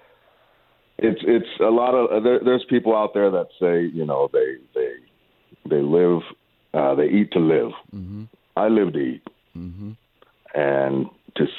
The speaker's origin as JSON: {"language": "English", "town": "Los Angeles", "region": "California", "country": "United States", "tie": "born or raised there", "said": "I grew up in L.A."}